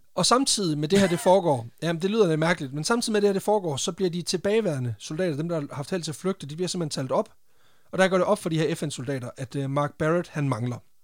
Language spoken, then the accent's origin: Danish; Randers, Central Denmark Region, Denmark; jeg er fra Randers